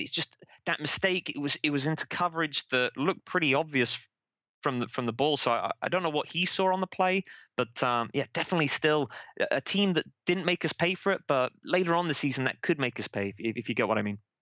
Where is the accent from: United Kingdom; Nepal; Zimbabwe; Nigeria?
United Kingdom; Manchester, North West England; moved away as an adult; also born or lived in San Jose, United States; now in Vancouver, Washington, United States; I'm from Manchester in England originally. Moved out to the United States about ten years ago.